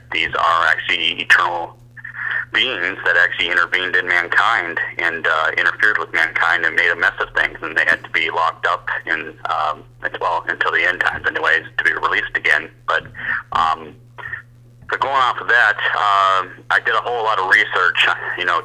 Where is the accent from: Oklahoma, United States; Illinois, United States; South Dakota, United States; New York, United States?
South Dakota, United States; Sioux Falls; I am actually from Sioux Falls, South Dakota, you know, flyover country, so not a whole lot of people out here